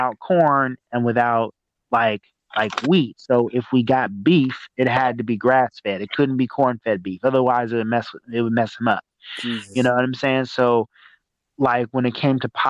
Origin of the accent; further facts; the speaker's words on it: Arkansas, United States; moved away; also born or lived in California; I grew up in Arkansas. I grew up in a small town like in Arkansas